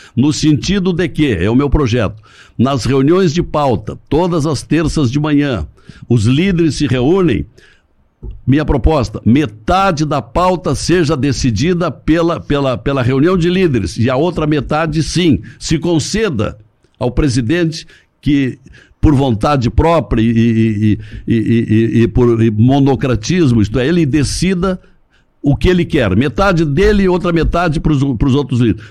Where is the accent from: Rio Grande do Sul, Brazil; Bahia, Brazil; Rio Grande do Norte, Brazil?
Rio Grande do Sul, Brazil; Montenegro; also born or lived in General Câmara; Eu nasci num distrito General Câmara, uhum. porque a minha família era daquela região. Mas eu, eu me criei em Montenegro